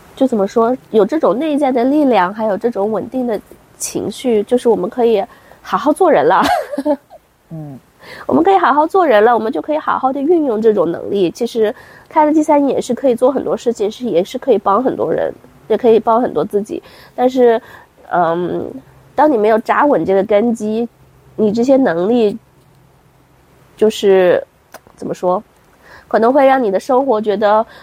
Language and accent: Chinese; China; 我们中国人